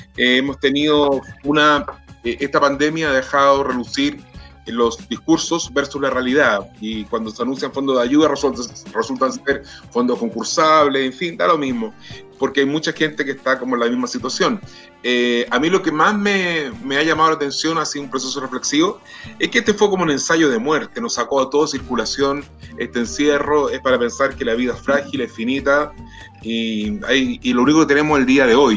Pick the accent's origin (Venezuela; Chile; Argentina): Chile; como muchos chilenos